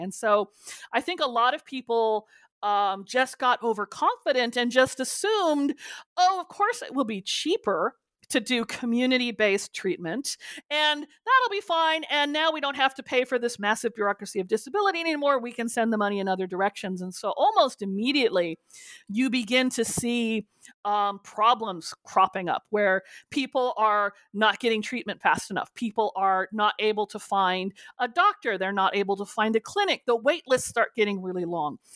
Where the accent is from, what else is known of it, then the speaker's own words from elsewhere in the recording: California, United States; I grew up with as a Californian